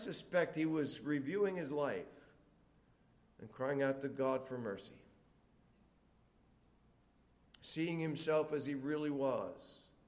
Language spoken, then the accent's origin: English; Philippines; Now, I come from the Philippines